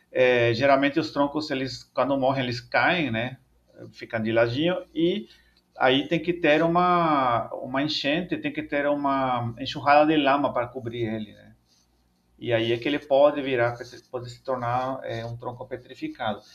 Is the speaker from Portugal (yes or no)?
no; El Salvador; Portuguese is a second language; moved away as an adult; now in Brazil; sou natural de El Salvador, lá na América Central